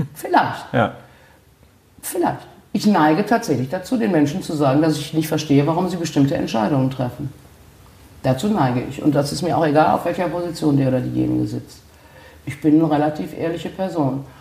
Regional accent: Gummersbach, North Rhine-Westphalia, Germany; moved away as an adult; now in Cologne, Germany; In Gummersbach, meiner Heimatstadt

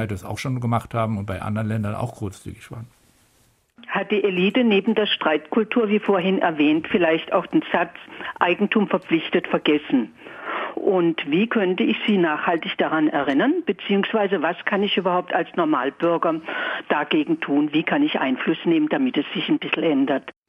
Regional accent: Upper Rhine, Germany; ich komme aus, eben aus dem Oberrheingebiet

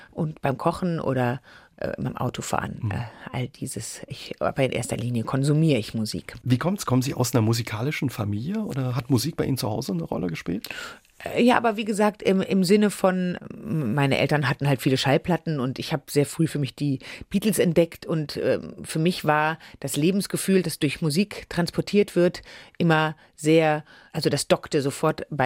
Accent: Düsseldorf, North Rhine-Westphalia, Germany; Ich bin in Düsseldorf aufgewachsen.

